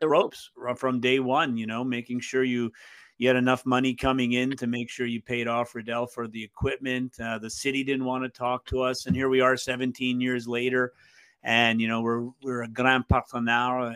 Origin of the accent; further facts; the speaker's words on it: Montreal, Quebec, Canada; I grew up in East End, Montreal